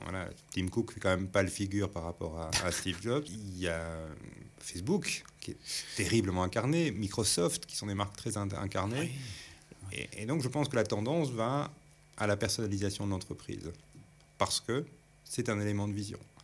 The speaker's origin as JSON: {"language": "French", "country": "Belgium", "said": "on est belge"}